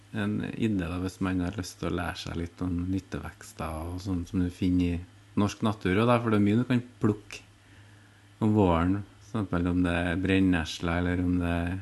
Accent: Orkanger, Trøndelag, Norway; jeg vokste opp på Orkanger

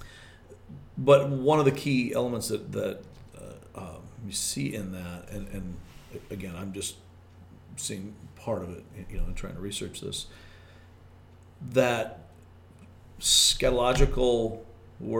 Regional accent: Michigan, United States; accent: regional dialect; I'm from Michigan.

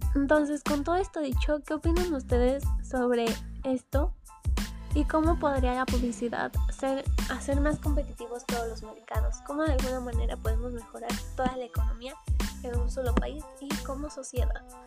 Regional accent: Mexico; aquí en México para que nosotros como mexicanos viéramos

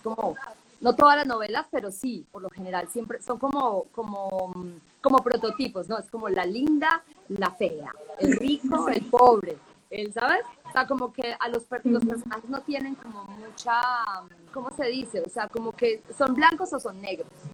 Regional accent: Medellín, Antioquia, Colombia; yo soy de Medellín

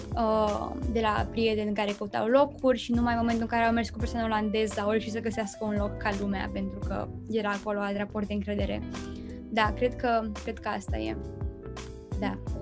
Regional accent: Romania; now in Netherlands; sunt româncă

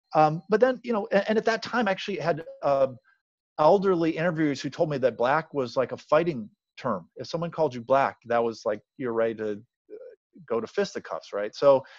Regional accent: Cleveland, Ohio, United States; moved away as an adult; now in Atlanta, United States; I'm from Cleveland originally.

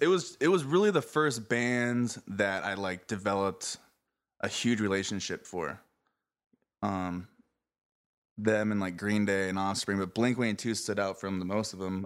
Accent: Mesa, Arizona, United States; now in San Diego, United States; I'm from Mesa, Arizona originally, and currently living in San Diego.

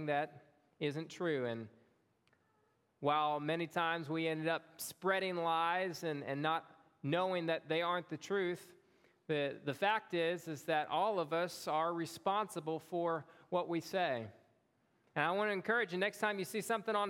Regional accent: Long Beach, Mississippi, United States; moved away as an adult; also born or lived in Springfield, Louisiana; I had moved to Long Beach, Mississippi when I was 1 year old

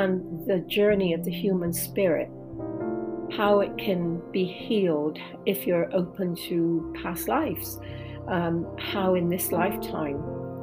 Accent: England, United Kingdom; coming from England

